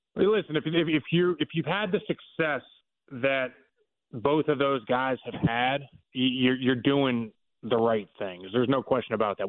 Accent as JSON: {"language": "English", "town": "Pittsburgh", "region": "Pennsylvania", "country": "United States", "tie": "born or raised there", "moved": "yes", "said": "I grew up in Pittsburgh"}